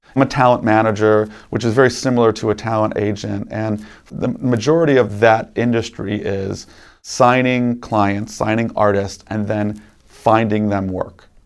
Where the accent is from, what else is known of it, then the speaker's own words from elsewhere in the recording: Chicago, Illinois, United States; I grew up in Chicago